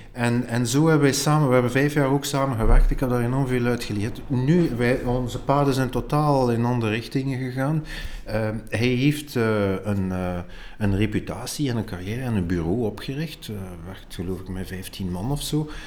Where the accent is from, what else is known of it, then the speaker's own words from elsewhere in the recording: Ghent, Flanders, Belgium; ik ben van Gent